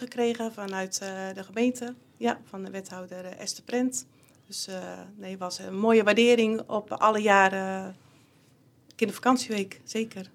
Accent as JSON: {"language": "Dutch", "town": "Dinteloord", "region": "North Brabant", "country": "Netherlands", "tie": "born or raised there", "said": "geboren en getogen in Dinteloord"}